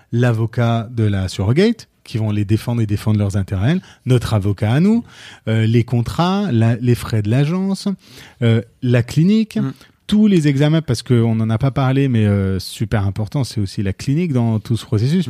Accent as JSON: {"language": "French", "country": "France", "said": "on est aux États-Unis et que nous on est français"}